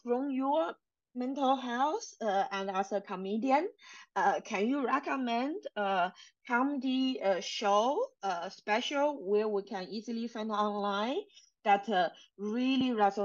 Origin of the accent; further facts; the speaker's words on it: China; English is a second language; moved away; I'm from China. My English was really not so good